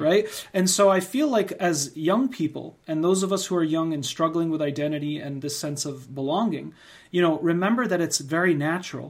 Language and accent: English; United States; we're both born and raised in the United States